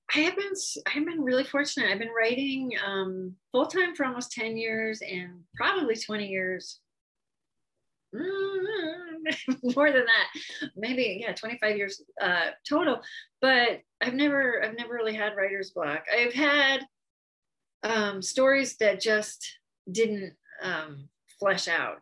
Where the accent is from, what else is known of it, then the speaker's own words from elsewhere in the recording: Connecticut, United States; moved away as an adult; now in Phoenix, United States; I've been in Phoenix um, for almost 30 years, but I grew up in Connecticut